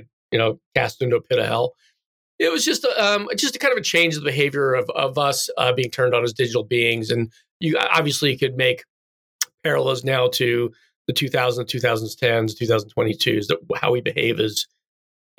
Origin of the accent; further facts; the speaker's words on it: United States; moved away as an adult; now in Chicago, United States; I grew up in the East Coast